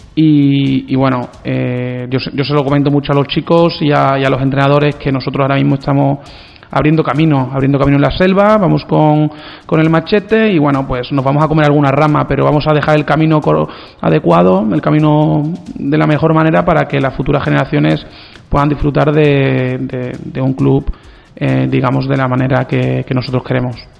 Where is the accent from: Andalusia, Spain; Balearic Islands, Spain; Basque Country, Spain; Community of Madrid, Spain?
Andalusia, Spain; Brenes; yo vengo de muy cerca porque soy de Brenes